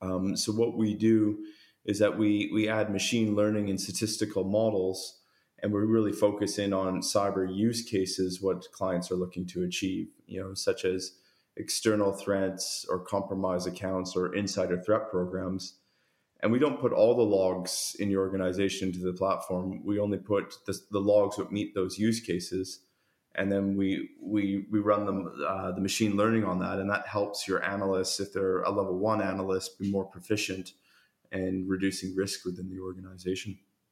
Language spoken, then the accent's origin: English; Canada; accent: Canadian; now in Sydney, Australia; I've got a strong Canadian accent, but I've been in Australia around 18 years.